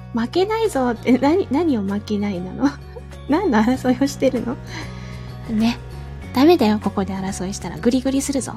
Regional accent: rural Fukuoka, Japan; 博多弁ともちょっと私の地元だと違うんですよね

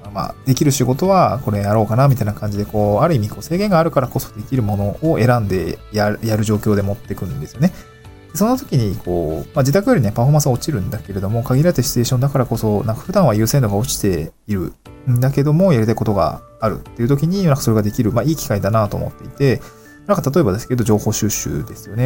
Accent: Niigata, Japan; also born or lived in Tokyo / Awaji Island; now in Awaji, Japan; 私の実家にですね、ちょっと新潟なんですけど

